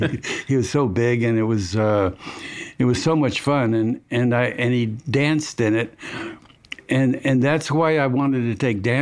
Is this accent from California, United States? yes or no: yes; Los Angeles, California, United States; born there; I was born in Los Angeles, California, and at an early age.